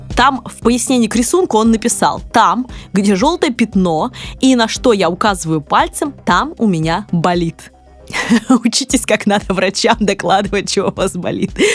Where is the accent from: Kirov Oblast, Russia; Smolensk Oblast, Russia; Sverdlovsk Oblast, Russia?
Kirov Oblast, Russia; Kirov; moved away; в моем родном городе Вятке, а я буду называть Вятка, а не Киров